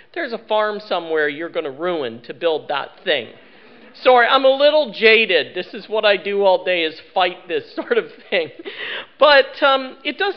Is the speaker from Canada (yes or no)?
yes; Lower Mainland of British Columbia, Canada; I come from the Lower Mainland of British Columbia